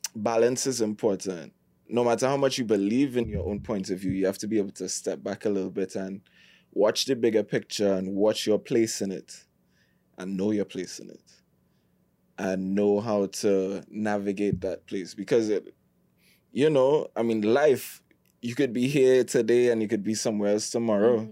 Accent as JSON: {"language": "English", "country": "Trinidad & Tobago", "said": "I'm from Trinidad"}